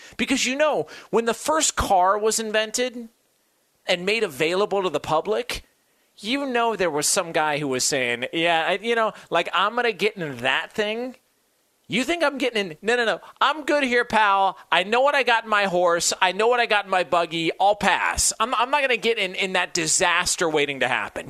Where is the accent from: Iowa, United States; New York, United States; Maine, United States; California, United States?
California, United States; Southern; growing up in Southern California, in the area I'm